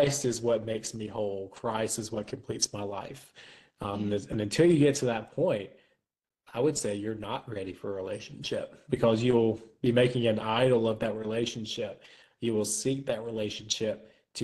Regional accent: Florence, South Carolina, United States; my hometown of Florence, South Carolina

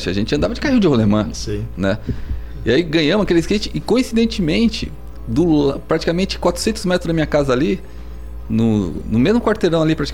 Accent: Guarulhos, São Paulo, Brazil; also born or lived in Tucuruvi, São Paulo; de Guarulhos, que eu morava, morava em Guarulhos, nasci em Tucuruvi.

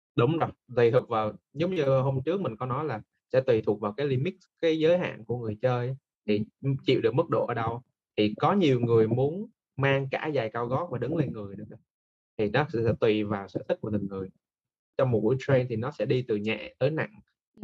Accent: Da Nang, Vietnam; now in Ho Chi Minh City, Vietnam; mình là người Đà Nẵng và mình đang đang làm việc tại thành phố Hồ Chí Minh

